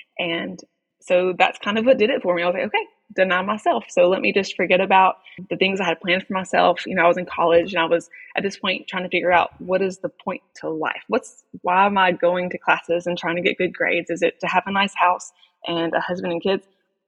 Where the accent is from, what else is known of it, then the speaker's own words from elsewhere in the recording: Fulton, Mississippi, United States; moved away as an adult; also born or lived in Conway; we went back to Mississippi, to my hometown of Fulton, and Bethel Baptist Church, where I grew up.